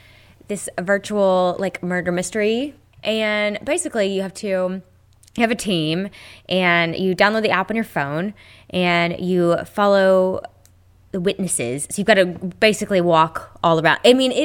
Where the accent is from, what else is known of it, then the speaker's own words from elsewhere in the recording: United States; I'm American.